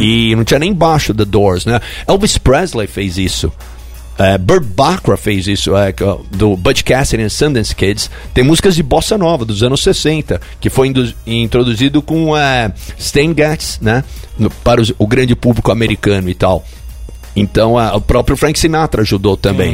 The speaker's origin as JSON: {"language": "Portuguese", "country": "Brazil", "also_born_or_lived": "New York, United States", "moved": "yes", "said": "Eu sou brasileiro"}